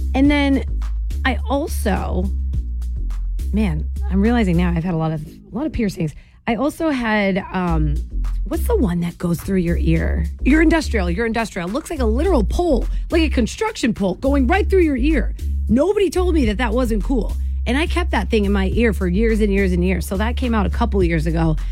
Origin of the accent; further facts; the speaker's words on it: Jersey Shore, New Jersey, United States; when I was 18, growing up in New Jersey on the Jersey Shore